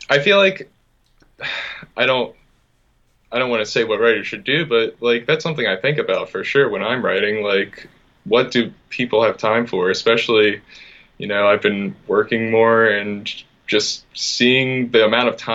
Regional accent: Philadelphia, Pennsylvania, United States; Uh, in Philadelphia.

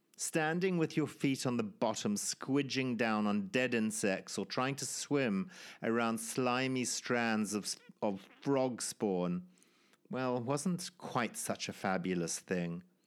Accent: Zimbabwe; born or raised there

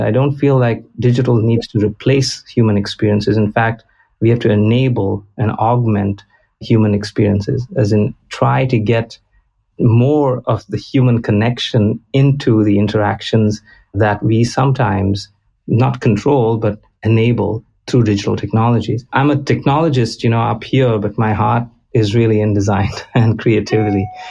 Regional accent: Goa, India; moved away as an adult; now in United States; I'm originally from Goa in India

